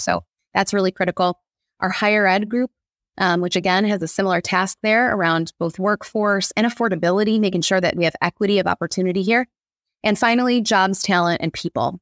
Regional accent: Monroe County, Michigan, United States; moved away as an adult; also born or lived in Brooklyn, New York; now in Detroit, United States; I grew up in Monroe County

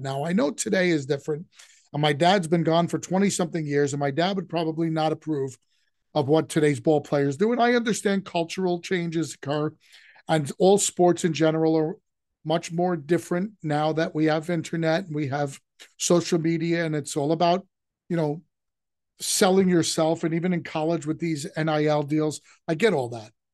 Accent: New York, United States; growing up in New York

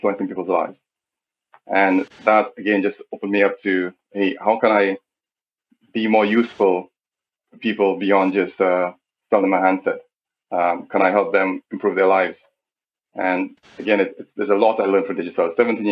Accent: St. Lucia; I'm a St. Lucian. More precisely, I'm from Barbuda. I'm a Barbudian.

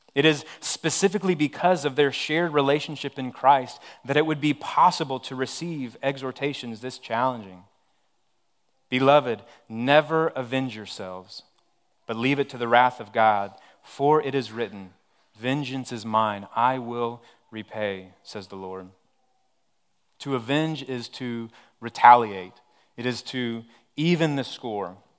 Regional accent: Odessa, Texas, United States; moved away; I'm originally from Odessa, Texas.

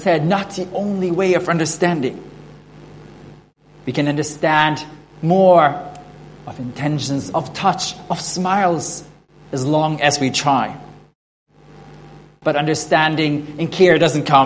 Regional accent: Norway; first language Norwegian; English is a second language; now in Sydney, Australia

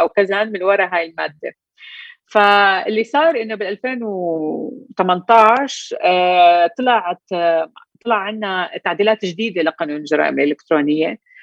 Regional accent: Jordan; احنا عندنا بالاردن

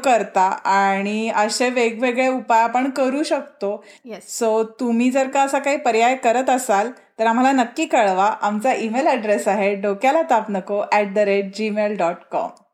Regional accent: Maharashtra, India

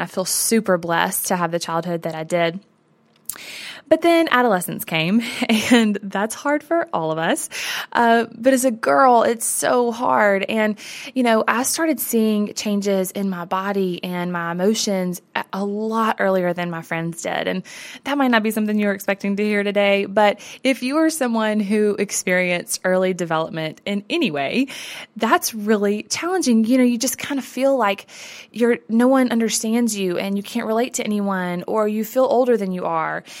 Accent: the South, United States; I grew up in the South as a girl

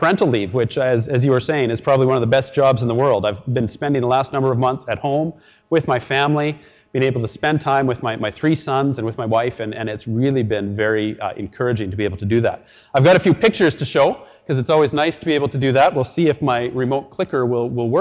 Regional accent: Edmonton, Alberta, Canada; moved away; also born or lived in Richmond; I grew up in Edmonton

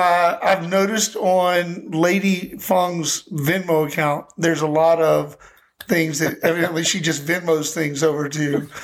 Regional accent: Texas, United States; moved away; I grew up in Texas, and I grew up in the early

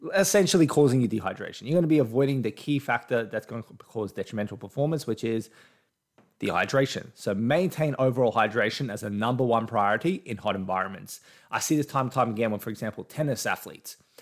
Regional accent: Australia; I'm Australian. I'm in Australia right now

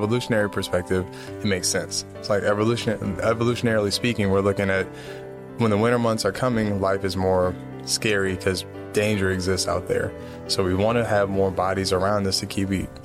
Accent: East Coast, United States; I'm from the East Coast

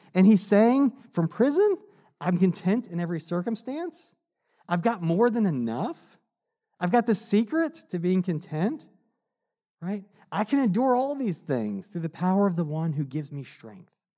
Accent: United States; as a American living in this time

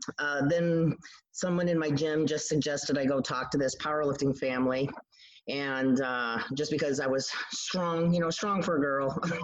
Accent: New York, United States; also born or lived in Idaho; My dad was military, so I was born in Idaho. I've lived all over the place, but I've been in New York since I was in third grade.

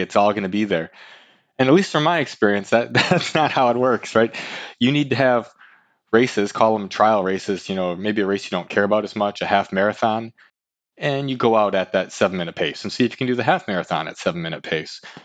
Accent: Lansing, Michigan, United States; moved away as an adult; now in Bay Area, United States; I'm from from Lansing, Michigan. That's where I went to high school

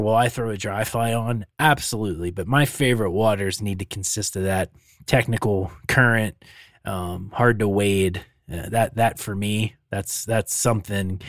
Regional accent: Pennsylvania, United States; now in Montana, United States; growing up in Pennsylvania

